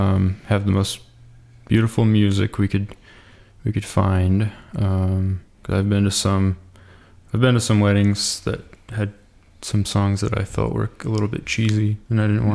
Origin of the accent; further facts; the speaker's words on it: Eastern Oregon, United States; moved away as an adult; now in Caldwell, United States; I live here in Caldwell. I grew up in Eastern Oregon, though. I've lived here for about 5 years.